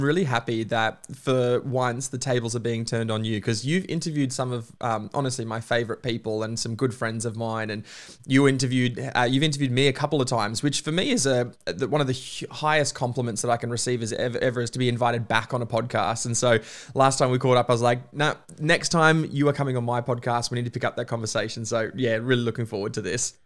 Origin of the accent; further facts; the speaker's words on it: Queensland, Australia; now in Melbourne, Australia; I'm a Queenslander by birth, Melburnian by choice